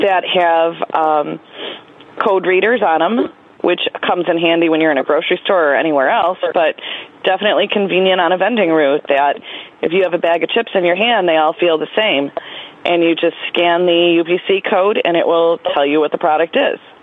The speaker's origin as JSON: {"language": "English", "region": "New York", "country": "United States", "said": "I'm from New York, and my vending route uh, covers Erie and Niagara County, which is in western New York"}